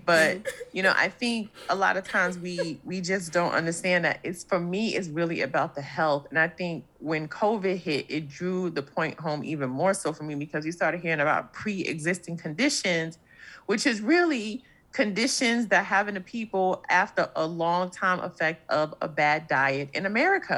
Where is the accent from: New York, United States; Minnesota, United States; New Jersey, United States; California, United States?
New York, United States; New York City; I'm saying this as a New Yorker.